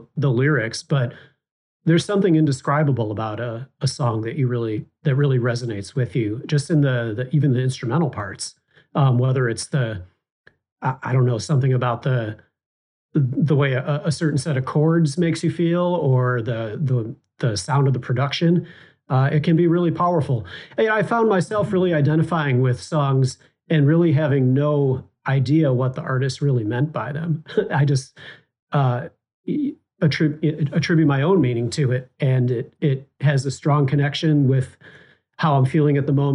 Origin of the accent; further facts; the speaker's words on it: Chicago, Illinois, United States; I'm Chicago-based